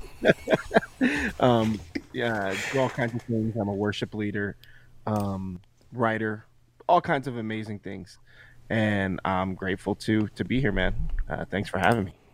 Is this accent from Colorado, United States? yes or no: yes; Colorado, United States; also born or lived in Florida; I was born here in Colorado